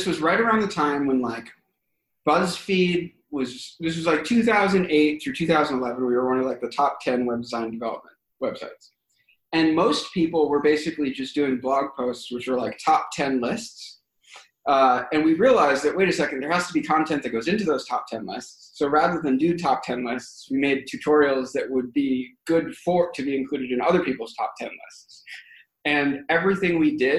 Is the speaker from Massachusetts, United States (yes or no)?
yes; Boston, Massachusetts, United States; I'm from Boston